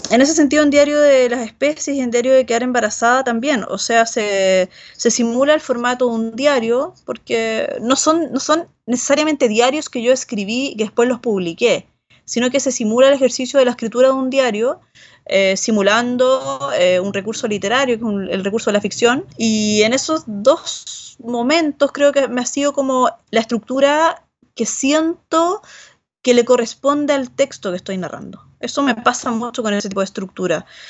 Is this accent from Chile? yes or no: yes; Rancagua, O'Higgins, Chile; moved away as an adult; also born or lived in San Francisco de Mostazal, Chile / Barcelona, Spain; now in Santiago, Chile; Yo no soy de Santiago, sino que vengo de una, una ciudad que está al sur de Santiago, que queda a 80 kilómetros, que se llama Rancagua